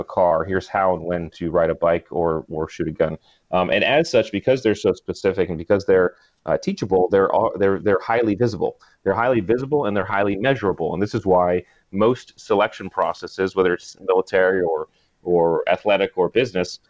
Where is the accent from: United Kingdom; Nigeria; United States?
United States; New England; I grew up in New England